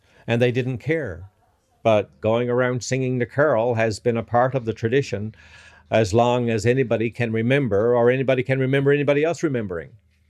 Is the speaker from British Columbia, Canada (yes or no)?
no; Robert's Arm, Newfoundland and Labrador, Canada; now in Brighton, Canada; I grew up in Robert's Arm.